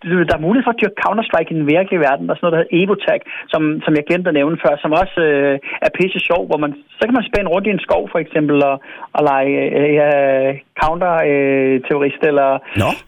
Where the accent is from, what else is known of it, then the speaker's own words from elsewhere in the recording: Svendborg, Southern Denmark, Denmark; moved away; Jeg kommer ned fra Svendborg jo, og yeah. min mor hun bor stadigvæk dernede